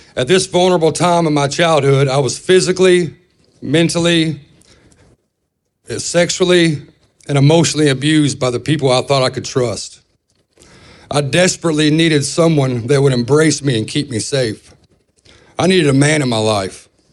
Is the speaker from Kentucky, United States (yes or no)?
yes; Owensboro, Kentucky, United States; I'm from Owensboro, Kentucky